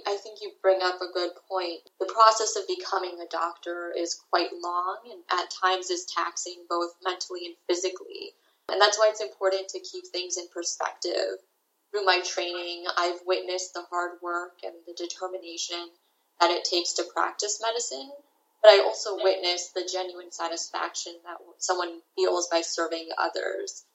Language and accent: English; Washington, District of Columbia, United States; moved away as an adult; now in New York, United States; I grew up in the Washington, D.C. metropolitan area